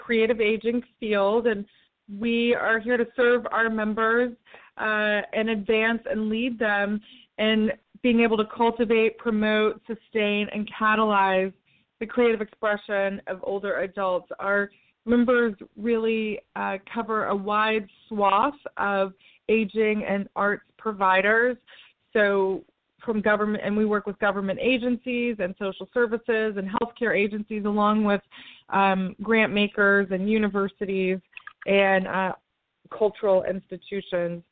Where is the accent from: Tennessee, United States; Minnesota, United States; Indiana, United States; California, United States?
Tennessee, United States; my home state of Tennessee